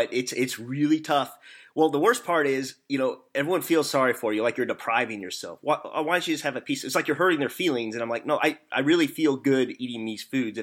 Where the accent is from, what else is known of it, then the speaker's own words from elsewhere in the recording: Missouri, United States; accent: hillbilly; I am from Missouri, so I'm not from the South, but I have family in Chicago. They say I talk like a hillbilly